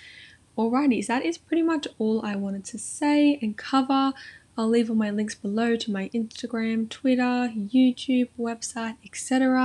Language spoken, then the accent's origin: English; Central Coast, New South Wales, Australia; I'm 21 years old and I was born and raised on the Central Coast, which is located in New South Wales, Australia. It's right in the middle of Sydney and Newcastle on the East Coast and it's beautiful.